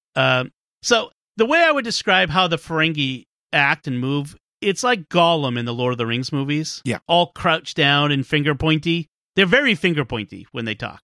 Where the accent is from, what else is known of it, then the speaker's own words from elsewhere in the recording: Boston, Massachusetts, United States; from my hometown of Boston